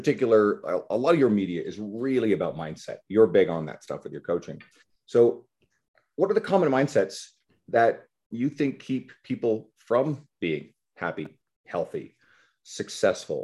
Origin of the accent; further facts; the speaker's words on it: Newfoundland and Labrador, Canada; I'm originally from Newfoundland.